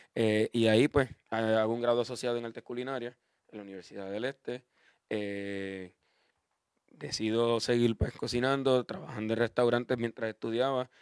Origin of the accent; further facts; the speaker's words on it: Cidra, Puerto Rico; yo soy de Sidra